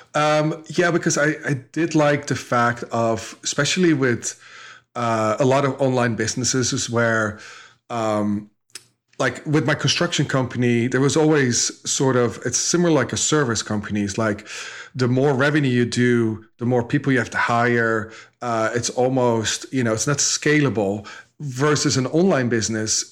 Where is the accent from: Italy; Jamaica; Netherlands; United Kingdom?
Netherlands; moved away as an adult; now in United States; I grew up in Holland, um, dropped out of school when I was fifteen-ish.